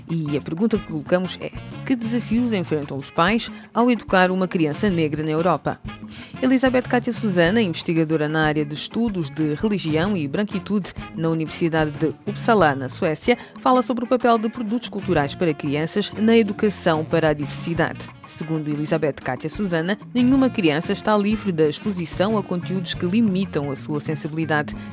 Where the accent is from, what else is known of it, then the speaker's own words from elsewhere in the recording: Cape Verde; also born or lived in Angola / Lisbon; Nasci em Angola, mas depois Cabo Verdeanos, cresci em Cabo Verde, também estudei em Lisboa, tive umas, umas andanças pelo mundo inteiro e me perceber que realmente o centro da minha cultura estava realmente em Lisboa.